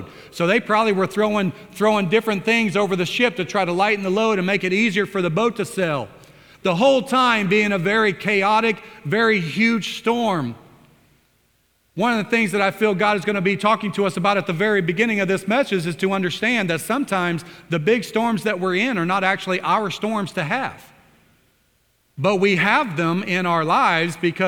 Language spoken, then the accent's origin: English; Oklahoma, United States; I come from Oklahoma